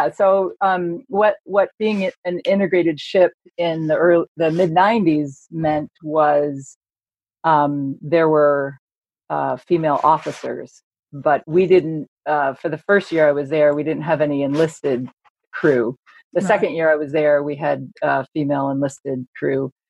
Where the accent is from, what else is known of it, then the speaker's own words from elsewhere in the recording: United Kingdom; now in United States; so I'm a British historian. I teach at Boston College.